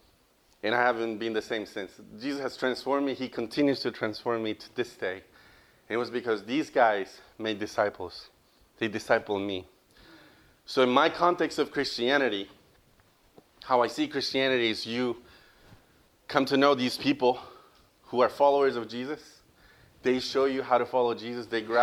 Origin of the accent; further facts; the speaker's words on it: Costa Rica; moved away as an adult; also born or lived in Louisiana, United States; now in United States; I am from Costa Rica